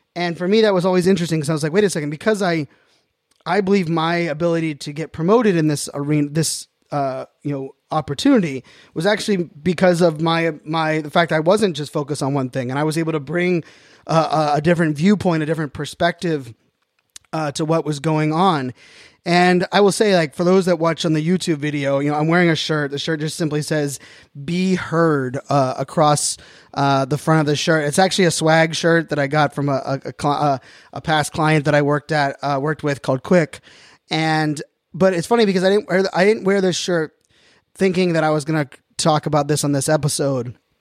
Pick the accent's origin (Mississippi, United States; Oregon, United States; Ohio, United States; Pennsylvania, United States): Pennsylvania, United States; Pittsburgh; now in Northern Virginia, United States; born and raised in Pittsburgh, Pennsylvania